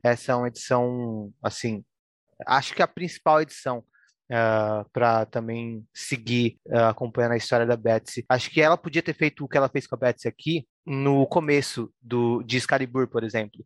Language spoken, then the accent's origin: Portuguese; Brazil; eu sou brasileiro